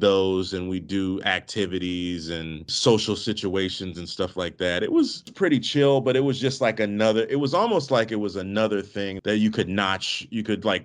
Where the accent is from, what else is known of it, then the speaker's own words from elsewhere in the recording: D.C. area, Maryland, United States; I grew up in the Maryland, D.C. area